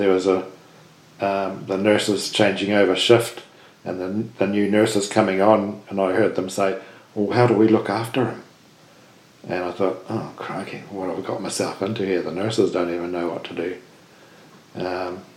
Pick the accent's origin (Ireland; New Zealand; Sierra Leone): New Zealand; Invercargill, Southland; we grew up in Invercargill